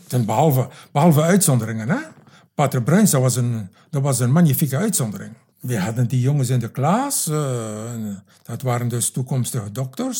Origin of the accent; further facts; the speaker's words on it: Knokke, Flanders, Belgium; moved away as an adult; also born or lived in Roeselare / Congo; Ik ben opkomstig van Knokken